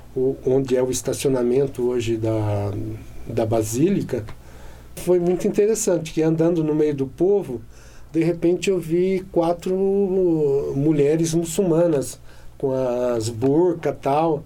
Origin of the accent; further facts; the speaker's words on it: Paulínia, São Paulo, Brazil; moved away; na época vim trabalhar em Paulínia, logo que eu voltei para minha cidade natal